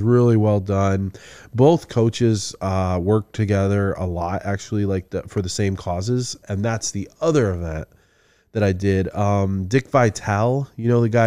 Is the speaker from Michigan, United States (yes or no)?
yes; Midland, Michigan, United States; I'm from Midland, you know, originally